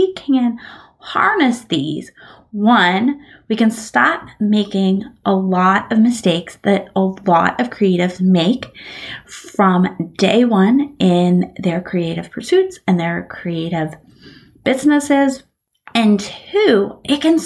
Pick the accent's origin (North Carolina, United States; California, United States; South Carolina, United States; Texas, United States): California, United States; Bakersfield; I grew up in Bakersfield, California